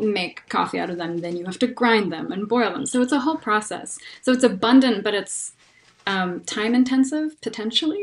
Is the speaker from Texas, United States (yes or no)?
no; North Carolina, United States; also born or lived in California; now in Denver, United States; I grew up on on the East Coast um, in North Carolina